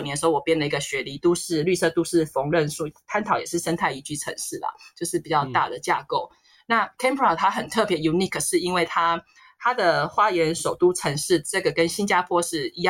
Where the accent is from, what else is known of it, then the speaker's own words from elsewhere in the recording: Taiwan; now in Australia; 呃，有的人像我们台湾人，他可能没有机会出国的，啊，老一辈的或是家里比较家境不许可